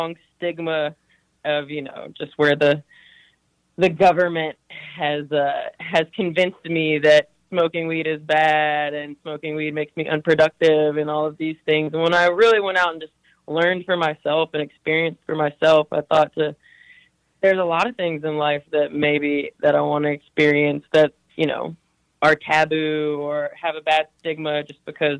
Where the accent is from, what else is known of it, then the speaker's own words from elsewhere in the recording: Tennessee, United States; growing up in Tennessee